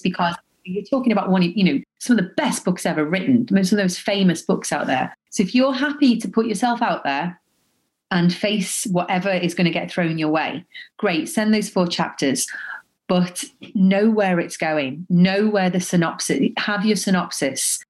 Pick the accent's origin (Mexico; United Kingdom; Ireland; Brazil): United Kingdom; Liverpool, North West England; also born or lived in Dubai; now in London, United Kingdom; I'm from Liverpool